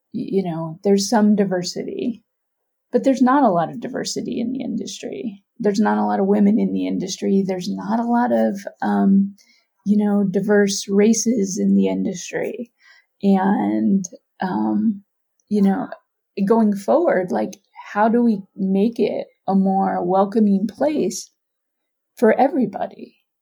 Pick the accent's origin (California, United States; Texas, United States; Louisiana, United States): California, United States; Oakland; I am from Oakland, California